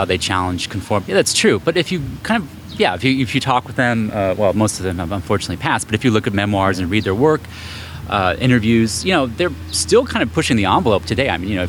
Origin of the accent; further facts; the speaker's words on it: California, United States; I'm the Bay Area.